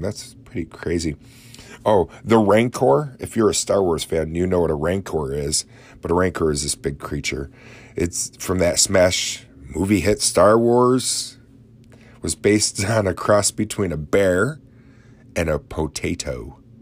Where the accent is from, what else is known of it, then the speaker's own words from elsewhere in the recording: Oswego, New York, United States; my hometown of Oswego